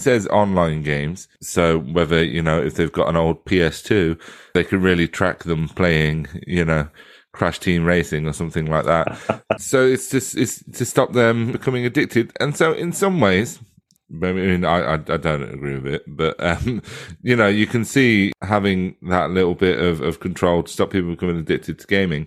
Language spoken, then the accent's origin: English; England, United Kingdom; we're English